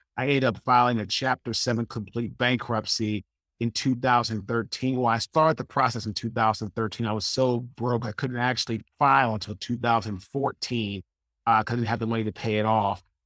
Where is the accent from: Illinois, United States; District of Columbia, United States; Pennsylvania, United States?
District of Columbia, United States; Washington; I'm originally from Washington, D C, I, I went to Saint John's College High School